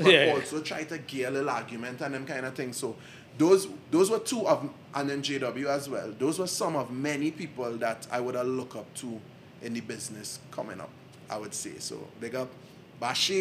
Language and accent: English; Trinidad & Tobago